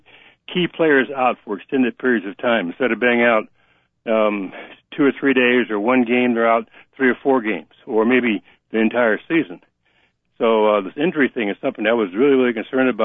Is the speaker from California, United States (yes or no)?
no; Hammond, Indiana, United States; I'm from Hammond, Indiana, right outside of Chicago.